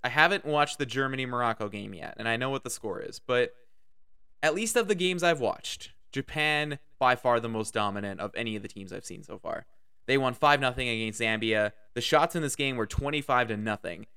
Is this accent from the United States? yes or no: no; Canada; I am Canadian. I live in Canada.